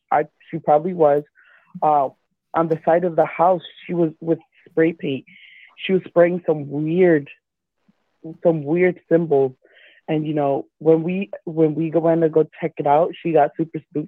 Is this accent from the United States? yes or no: yes; Perth Amboy, New Jersey, United States; now in Illinois, United States; I come from New Jersey, a small town, Perth Amboy